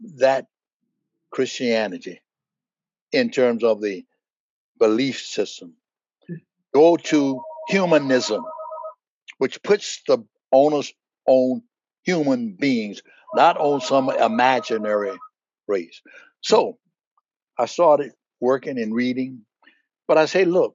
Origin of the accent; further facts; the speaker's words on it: United States; I'm American, as American as going to get.